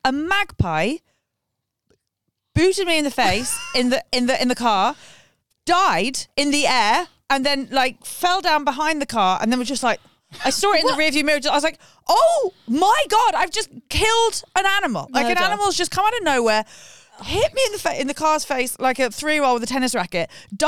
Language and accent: English; London, United Kingdom; moved away as an adult; now in Liverpool, United Kingdom; Chelsea's West London, I'm not from Chelsea, but I'm Chiswick